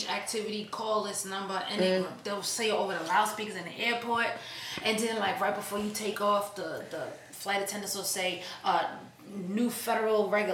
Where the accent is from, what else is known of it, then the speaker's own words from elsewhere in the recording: New York, United States; we're from New York